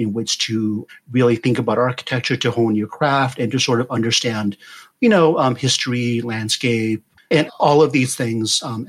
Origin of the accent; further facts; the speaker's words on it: Yorktown, Virginia, United States; moved away as an adult; also born or lived in Pittsburgh / Charlottesville; I grew up in Southeast Virginia in a town called Yorktown.